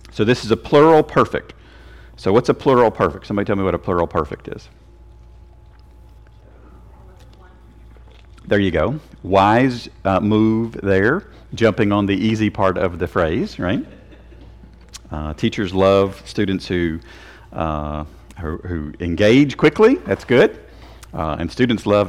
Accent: Tennessee, United States; I'm from Tennessee. We are Tennesseans

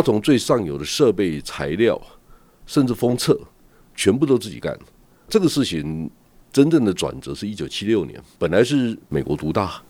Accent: Taiwan; 我们是台湾人

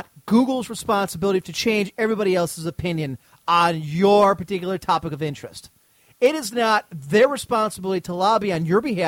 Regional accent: United States; as an American

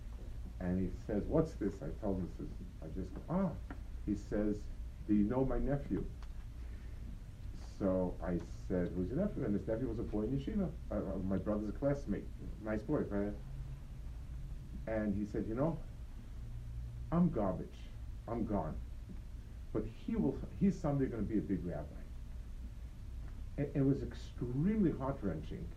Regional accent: New York City, New York, United States; Near where I grew up on the Lower East Side, so the yeshiva was two blocks away from my house

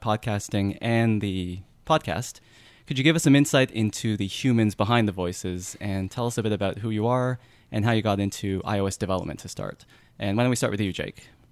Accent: Canada; accent: Canadian; my Canadian accent

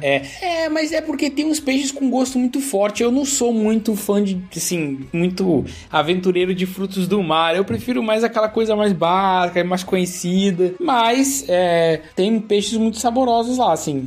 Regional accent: São Paulo, Brazil; now in Rio de Janeiro, Brazil; Eu sou paulistano

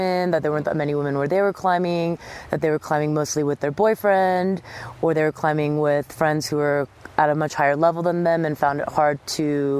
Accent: Southern California, United States; moved away; also born or lived in New York City; I grew up in Southern California surfing and snowboarding and downhill mountain biking.

